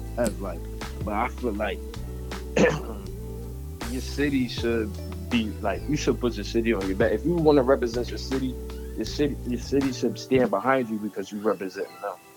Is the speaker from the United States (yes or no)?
yes; Camden, New Jersey, United States; growing up in Camden